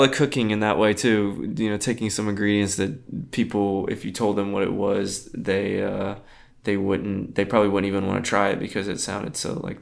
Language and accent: English; South Texas, United States; I'm really from South Texas, like in the country.